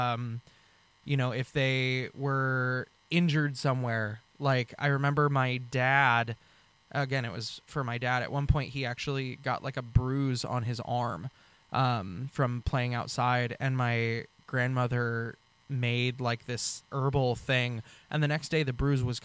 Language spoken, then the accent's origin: English; Western Washington, United States; also born or lived in Bellevue / Carnation / Burien / Federal Way; I'm actually from Washington State. I grew up in Western Washington from birth, born and raised in Bellevue